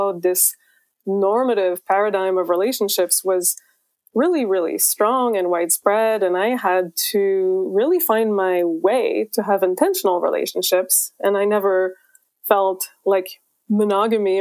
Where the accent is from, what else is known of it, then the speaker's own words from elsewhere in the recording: Quebec, Canada; now in California, United States; I'm originally from Quebec, Canada, but I live in California